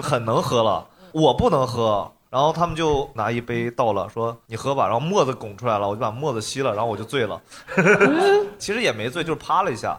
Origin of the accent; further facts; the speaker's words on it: Inner Mongolia, China; 我们老家有个酒叫雪鹿啤酒，内蒙的一个啤酒